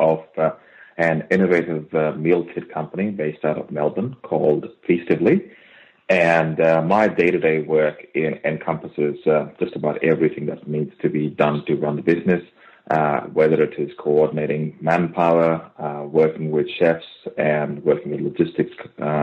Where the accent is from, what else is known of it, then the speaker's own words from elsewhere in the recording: India; now in Australia; me having born and brought up in India, and I've literally grown up on my mom's cooking